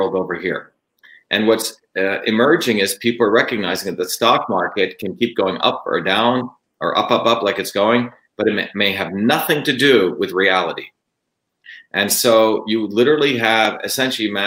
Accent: New Jersey, United States; moved away; I grew up in Jersey

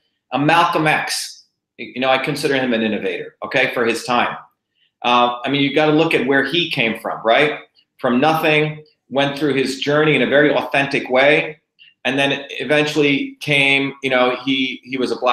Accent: India; moved away; a guy who was an untouchable, you know, growing up in India, my parents meeting, my coming here

